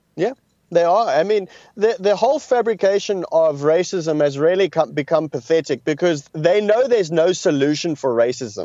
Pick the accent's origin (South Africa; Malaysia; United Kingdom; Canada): South Africa; I come from South Africa.